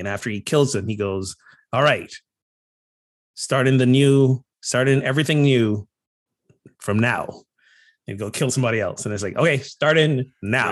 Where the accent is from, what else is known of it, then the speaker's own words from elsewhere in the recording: Barbados; moved away; growing up in Barbados